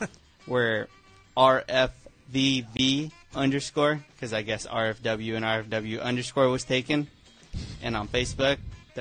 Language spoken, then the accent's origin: English; Norwalk, California, United States; also born or lived in Santa Fe Springs; Norwalk, Santa Fe Springs.